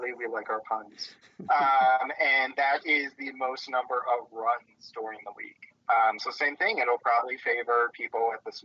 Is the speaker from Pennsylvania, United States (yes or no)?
yes; Poconos, Pennsylvania, United States; where I grew up in the Poconos